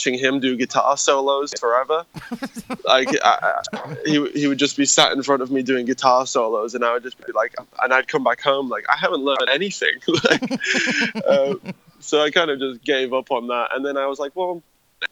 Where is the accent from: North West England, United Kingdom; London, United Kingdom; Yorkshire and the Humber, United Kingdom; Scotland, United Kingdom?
Yorkshire and the Humber, United Kingdom; Harrogate; we grew up in a tiny town called Harrogate.